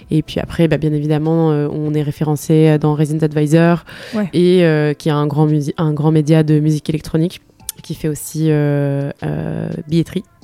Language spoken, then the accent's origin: French; Spain; born or raised there; also born or lived in London; now in France